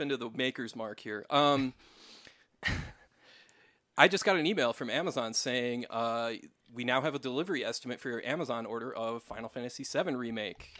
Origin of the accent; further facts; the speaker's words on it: West St. Paul, Minnesota, United States; That's where I'm from, so yeah, you you actually did a video in like my hometown